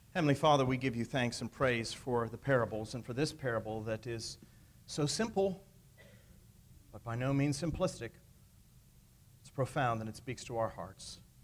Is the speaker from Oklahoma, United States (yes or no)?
no; near Pittsburgh, Pennsylvania, United States; moved away; I grew up in Pennsylvania, as most of you know, near Pittsburgh